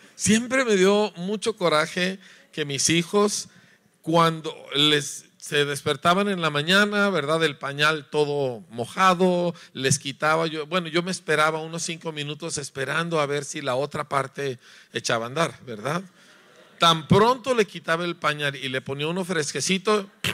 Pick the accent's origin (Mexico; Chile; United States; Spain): Mexico; Yo soy mexicano